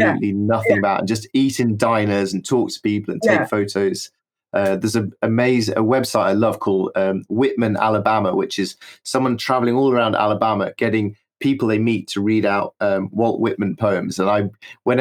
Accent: United Kingdom; I'm a British person

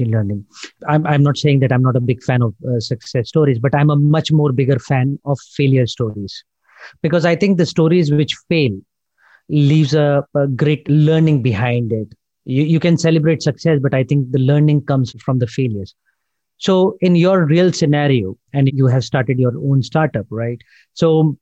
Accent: India; I come from India

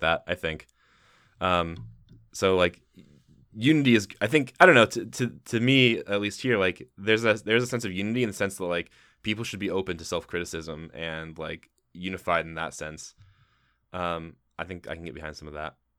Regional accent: Midwest, United States; we are from the Midwest

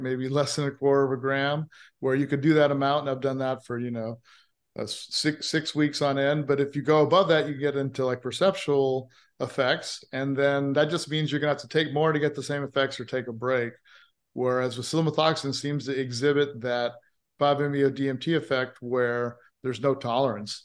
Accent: Hawaii, United States; also born or lived in California; now in Austin, United States; I grew up in Hawaii with, uh, a Christian, a Methodist Christian mother and a Muslim father

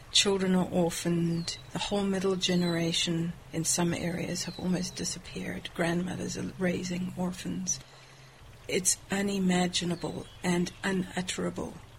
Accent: South Africa; moved away as an adult; I'm from South Africa

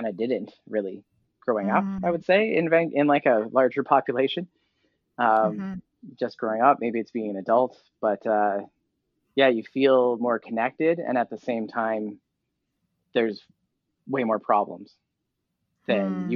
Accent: Vancouver, British Columbia, Canada; moved away as an adult; I grew up in Vancouver area

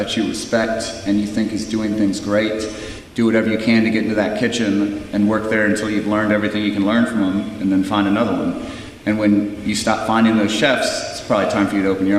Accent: Virginia, United States; the way that I grew up too in Virginia

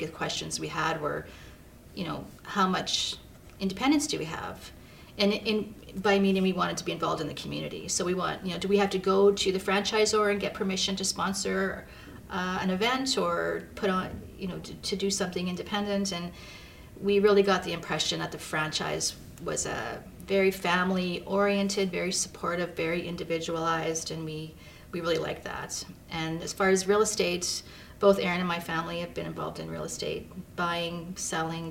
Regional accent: Saskatchewan, Canada; moved away as an adult; also born or lived in Lower Mainland, British Columbia; now in Kelowna, Canada; I was a Saskatchewan girl

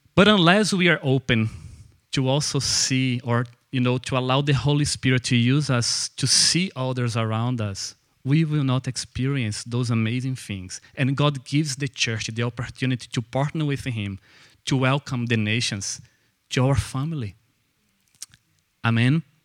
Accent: Brazil; English is a second language; moved away as an adult; now in Belfast, United Kingdom; So I am Brazilian, and I came. You probably have noticed that I'm not from here by my accent.

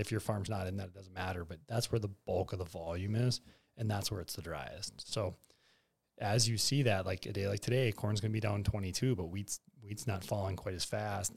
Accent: Bismarck, North Dakota, United States; moved away; also born or lived in Arthur, North Dakota; I'm a Bismarck High kid. Yeah, Southside Bismarck

